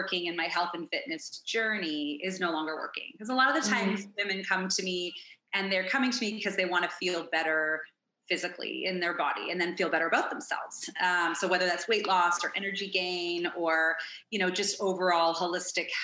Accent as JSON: {"language": "English", "town": "Toronto", "region": "Ontario", "country": "Canada", "moved": "as an adult", "lives_now": "Phoenix, United States", "said": "I'm originally from Toronto, Ontario"}